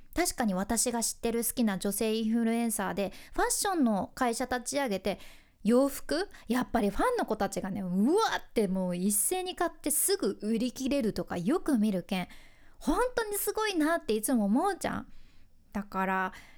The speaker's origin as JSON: {"language": "Japanese", "region": "Fukuoka", "country": "Japan", "tie": "born or raised there", "said": "私の地元福岡"}